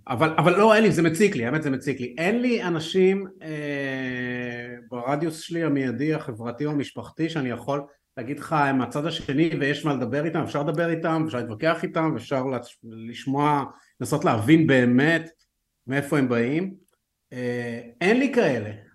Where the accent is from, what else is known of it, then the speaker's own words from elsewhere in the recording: Haifa, Haifa District, Israel; אני גדלתי בחיפה